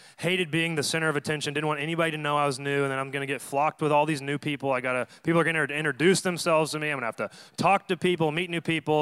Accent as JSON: {"language": "English", "town": "Dallas", "region": "Texas", "country": "United States", "tie": "born or raised there", "also_born_or_lived": "Denton, Texas", "moved": "as an adult", "lives_now": "San Diego, United States", "said": "I'm from Dallas, Texas, born and raised"}